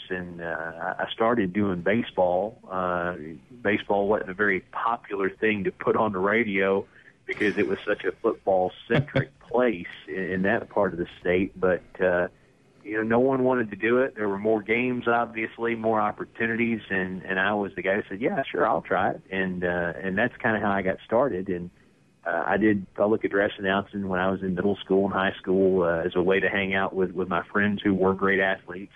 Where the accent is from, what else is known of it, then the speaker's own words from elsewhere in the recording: East Tennessee, United States; moved away; where I grew up in East Tennessee